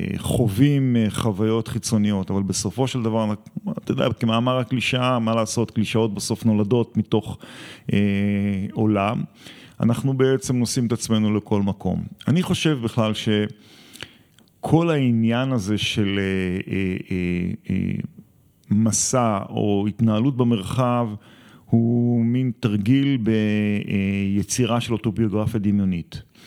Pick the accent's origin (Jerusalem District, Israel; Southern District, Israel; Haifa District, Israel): Southern District, Israel; Gvulot; אני גדלתי בקיבוץ גבולות